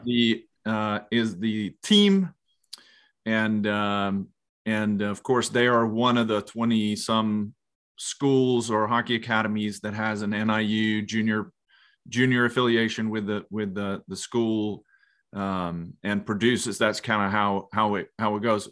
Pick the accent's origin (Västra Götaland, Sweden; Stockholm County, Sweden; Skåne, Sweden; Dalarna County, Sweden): Dalarna County, Sweden; Leksand; growing up in Leksand